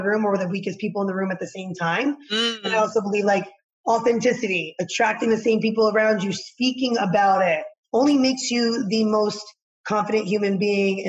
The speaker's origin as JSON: {"language": "English", "region": "New Jersey", "country": "United States", "said": "I'm from Jersey"}